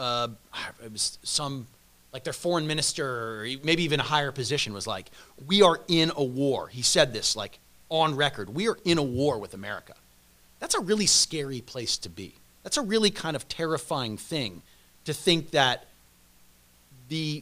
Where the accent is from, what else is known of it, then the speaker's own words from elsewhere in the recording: United States; I'm an American